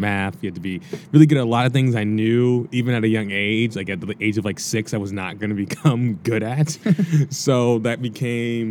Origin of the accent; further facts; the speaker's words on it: Cincinnati, Ohio, United States; moved away as an adult; also born or lived in Washington, D.C.; now in Los Angeles, United States; I was about 9 years old when I moved out of D.C., and then I spent 9 years as well in Cincinnati